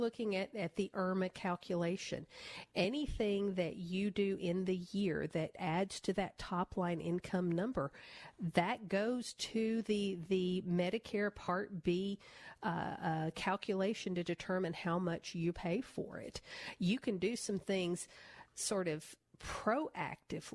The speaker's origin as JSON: {"language": "English", "town": "Nashville", "region": "Tennessee", "country": "United States", "tie": "born or raised there", "said": "I grew up in Nashville. I'm a country music girl"}